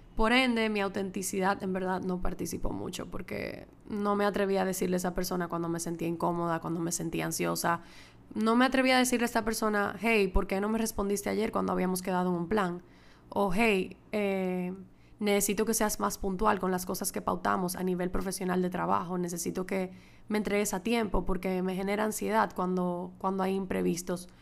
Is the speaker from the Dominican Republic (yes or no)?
yes; Dominican Republic; moved away as an adult; also born or lived in Madrid, Spain; es mi primera vez grabando desde República Dominicana, desde que me mudé de Madrid para acá, para mi casa de nuevo